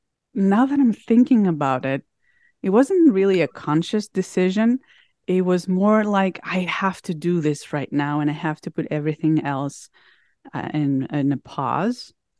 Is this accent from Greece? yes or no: yes; Crete, Greece; So growing up in Crete, it was a very outdoors related life, and lots of vitamin C, lots of fresh food that you can find either from the mountains with goats and sheep and fresh herbs and greens